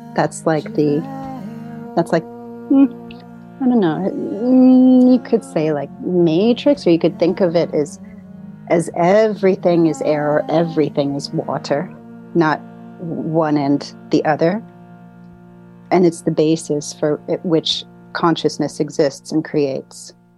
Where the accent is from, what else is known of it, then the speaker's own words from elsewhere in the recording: St. Louis, Missouri, United States; moved away as an adult; also born or lived in New Orleans; now in Austria; I was born in St. Louis